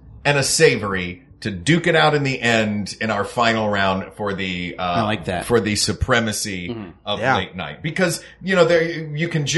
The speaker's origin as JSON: {"language": "English", "region": "Tennessee", "country": "United States", "said": "I'm from Tennessee"}